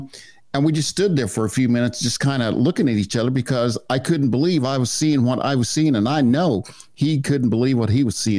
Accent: Wichita, Kansas, United States; Wichita, Kansas. Yep. Yes, I am.

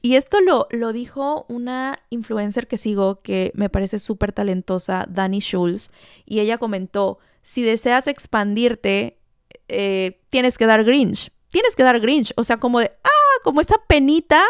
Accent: Veracruz, Mexico; Yo soy jarocha

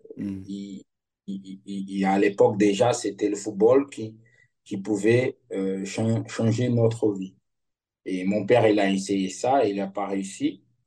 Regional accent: Pelotas, Rio Grande do Sul, Brazil; French is a second language; moved away as an adult; also born or lived in Netherlands / Lille, France / Lyon, France / Rome, Italy; je suis de Pelotas, du sud du Brésil

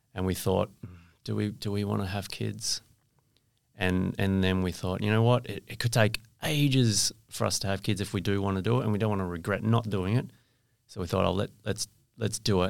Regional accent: Perth, Western Australia, Australia; I went to school here, uh, went to U

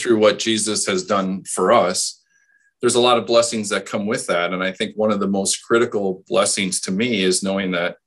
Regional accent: Hustisford, Wisconsin, United States; I grew up in Houstonsford, a small town

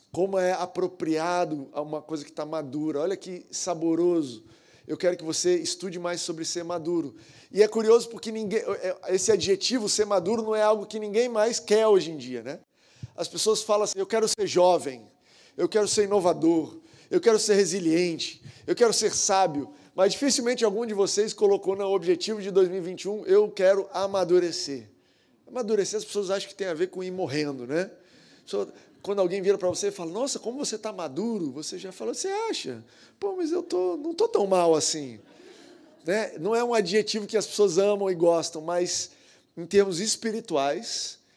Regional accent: Goiânia, Goiás, Brazil; now in Rio de Janeiro, Brazil; mas na verdade eu sou goiano. Na verdade, eu sou nascido em Goiás, Goiânia

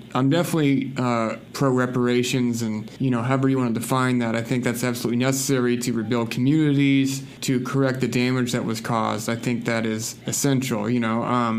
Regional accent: the South, United States; growing up in the South like I did, that's absolutely part of the history.

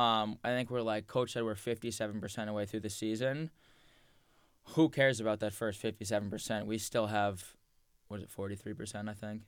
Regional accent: Point Pleasant Beach, New Jersey, United States; we grew up in Point Pleasant Beach. Like. Yep a town one square mile

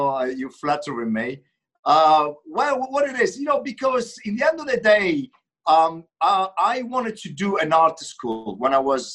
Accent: Umbria, Italy; moved away as an adult; also born or lived in Rome; being born and raised in Umbria region, you know, which is a middle Italy

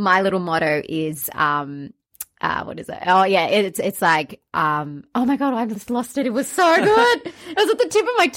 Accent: Australia; I'm Australian, Sri Lankan.

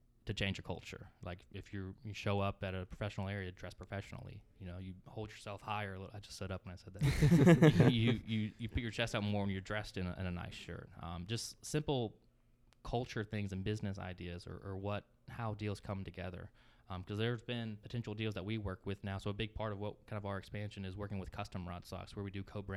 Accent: Texas, United States; moved away; I grew up in Texas, but I'm third-generation state Bulldog

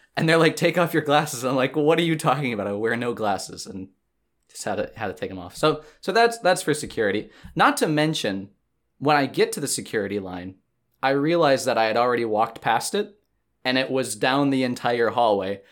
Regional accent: Green Bay, Wisconsin, United States; now in Madison, United States; my hometown of Green Bay

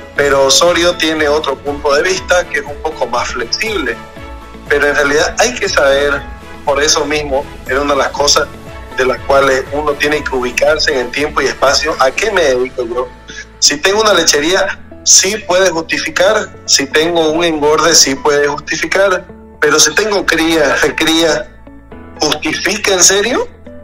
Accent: Santa Cruz, Bolivia; tenemos la zona de la chiquitanía

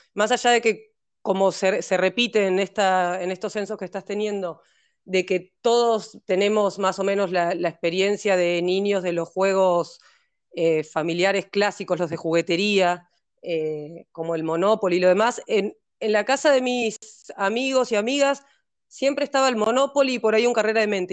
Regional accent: Neuquén, Argentina; also born or lived in Montevideo, Uruguay; Soy, de Montevideo, vivo en Neuquén, viví toda mi vida en Neuquén.

